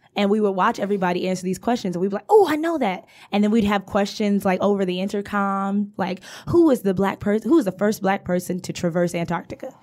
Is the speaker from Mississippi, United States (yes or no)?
no; Detroit, Michigan, United States; I've lived in Detroit all my life